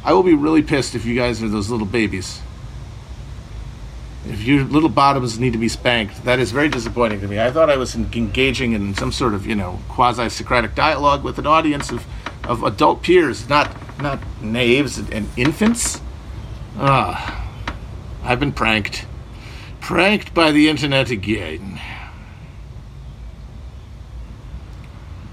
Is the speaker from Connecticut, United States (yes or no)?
no; Wisconsin, United States; I'm from Wisconsin